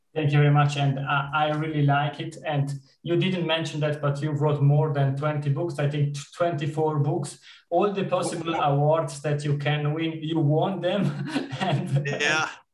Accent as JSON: {"language": "English", "country": "Switzerland", "said": "I am coming from Switzerland"}